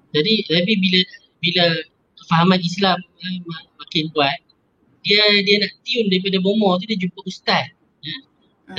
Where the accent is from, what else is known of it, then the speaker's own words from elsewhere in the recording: Penang, Malaysia; Macam saya orang Penang, saya doa dalam bahasa Penang